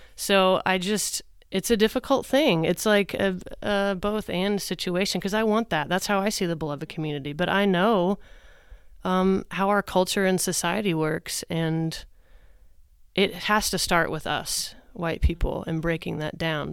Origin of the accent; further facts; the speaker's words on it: Oklahoma, United States; I grew up in the Methodist Church here in Oklahoma.